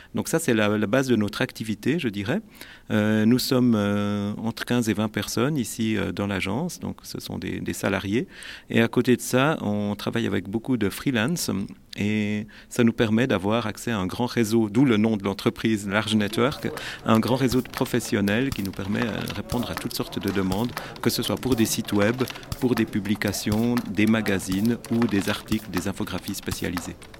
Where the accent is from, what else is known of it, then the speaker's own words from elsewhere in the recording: Neuchâtel, Switzerland; je suis neuchâtelois d'origine